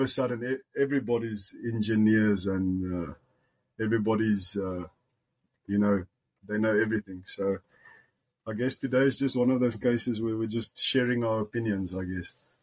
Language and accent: English; Musina, Limpopo, South Africa; English is a second language; moved away as an adult; also born or lived in Polokwane / Free State; now in United States; I was born in Musina in the Limpopo, Limpopo province